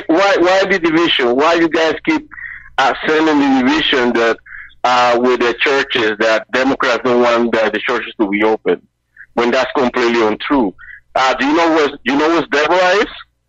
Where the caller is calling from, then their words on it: Boston, Massachusetts, United States; from Boston.